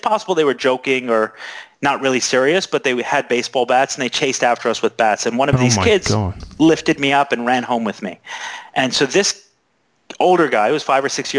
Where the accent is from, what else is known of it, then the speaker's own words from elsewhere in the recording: New York City, New York, United States; So I grew up one of 9. I grew up in Brooklyn.